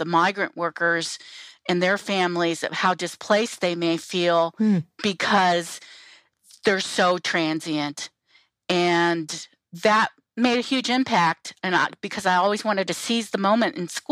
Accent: Cleveland, Ohio, United States; I grew up in the Cleveland area of Ohio.

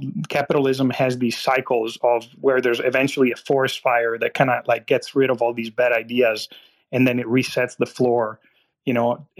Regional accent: Italy; now in United States; I was born and raised in Italy. And I grew up on nepotism.

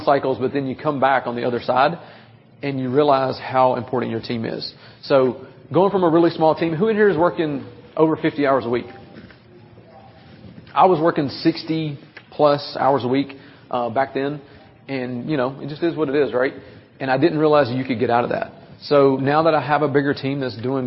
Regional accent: Nashville, Tennessee, United States; I'm 20 minutes outside of Nashville, so okay. You can so tell in my voice and my accent

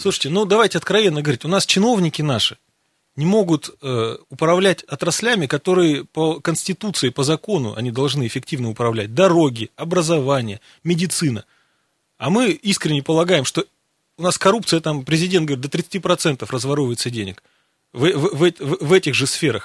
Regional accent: Siberia, Russia; Мы сибиряки

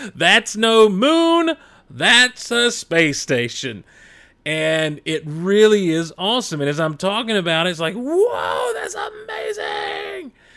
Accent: the South, Southern United States, United States; accent: Southern; I've never been ashamed of my Southern accent.

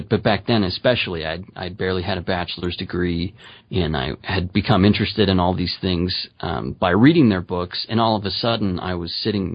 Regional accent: Utah, United States; also born or lived in Maryland; I grew up in Utah

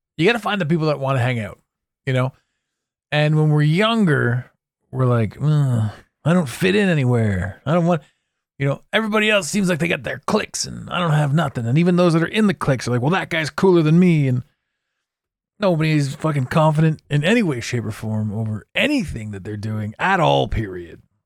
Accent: Canada; I'm Canadian

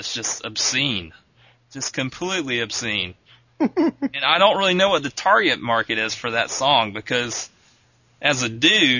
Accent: Augusta, Georgia, United States; moved away; The World Disc Golf Championships were held in my hometown.

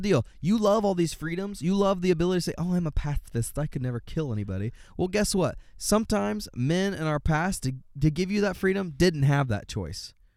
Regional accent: United States; I'm an American

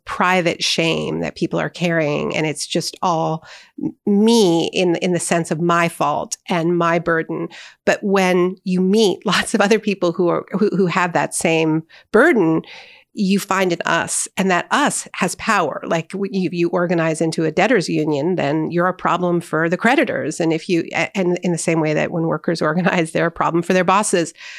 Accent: Canada; as a Canadian

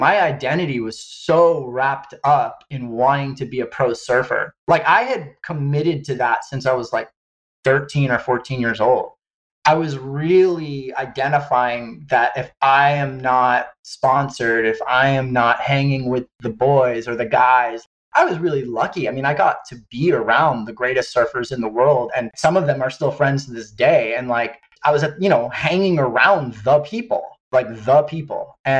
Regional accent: Hawaii, United States; I grew up in Hawaii on the Big Island, and I was always enamored by surfing as a little boy growing up on my dad's sailboat.

